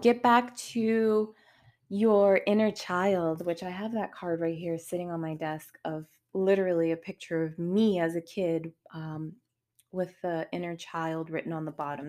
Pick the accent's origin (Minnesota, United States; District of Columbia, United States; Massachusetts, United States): Massachusetts, United States; Boston; moved away as an adult; now in Charlotte, United States; I'm from Boston, moved to North Carolina, I'm in Charlotte